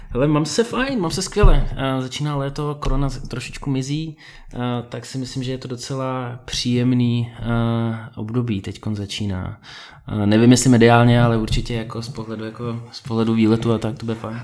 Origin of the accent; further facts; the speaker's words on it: Prague, Czechia; also born or lived in Volgograd, Russia / Krasnodar, Russia / London, United Kingdom; mě sem odvezli rodiče, když mi bylo asi 8, takže od té doby já jsem žil v Praze